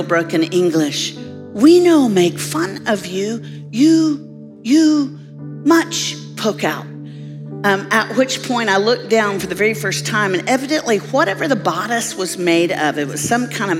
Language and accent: English; Nashville, Tennessee, United States; I'm from Nashville, Tennessee.